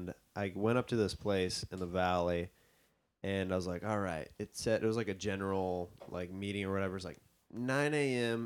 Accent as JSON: {"language": "English", "town": "Overland Park", "region": "Kansas", "country": "United States", "tie": "born or raised there", "said": "I grew up in the Kansas City area"}